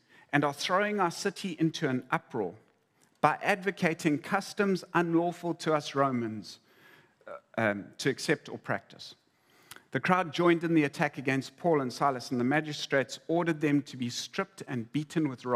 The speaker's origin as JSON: {"language": "English", "country": "South Africa"}